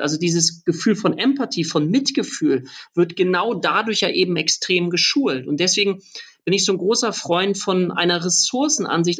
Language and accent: German; Lübeck, Schleswig-Holstein, Germany; ich komme aus Lübeck